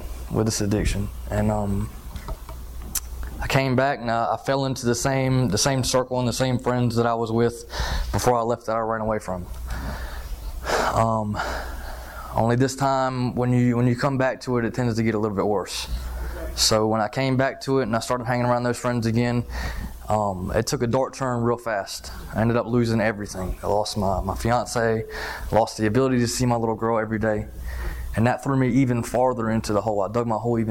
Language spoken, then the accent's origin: English; Florence, South Carolina, United States; also born or lived in Texas; I was born in Texas, but I was raised in South Carolina in Florence